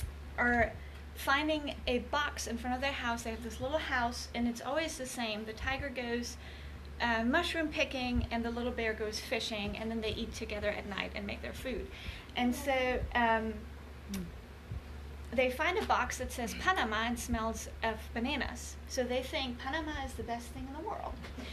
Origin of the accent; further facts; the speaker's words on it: Germany; moved away; I grew up in Germany